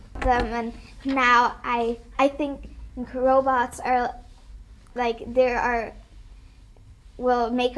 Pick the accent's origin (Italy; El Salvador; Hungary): Hungary; now in Netherlands; I am 10 years old. I come from Hungary.